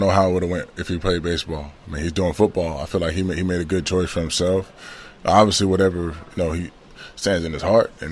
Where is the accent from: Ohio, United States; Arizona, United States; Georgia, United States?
Georgia, United States; also born or lived in Ridgewood, New Jersey; growing up in Georgia